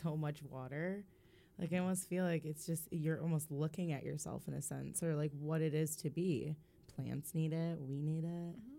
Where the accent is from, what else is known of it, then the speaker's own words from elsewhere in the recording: Holland, Michigan, United States; when I was growing up in Holland